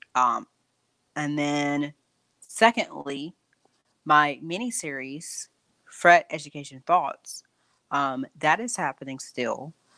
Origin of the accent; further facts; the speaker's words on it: Durham, North Carolina, United States; I live in Durham, North Carolina, uh, born and raised in Durham, actually